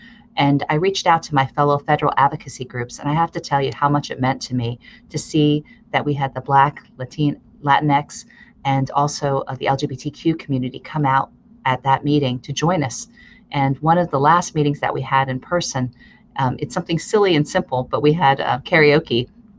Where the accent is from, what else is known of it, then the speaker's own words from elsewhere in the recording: United States; also born or lived in Chicago, Illinois / Pennsylvania; now in Fremont, United States; Growing up, I grew up in Chicago and Pennsylvania, and during a period of the Vietnam War era.